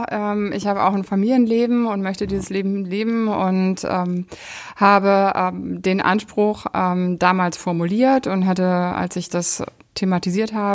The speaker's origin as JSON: {"language": "German", "region": "East Germany", "country": "Germany", "tie": "born or raised there", "said": "Ich bin im Osten aufgewachsen. Ich bin mit einem anderen Modell aufgewachsen, damit auch mit einem anderen Umfeld."}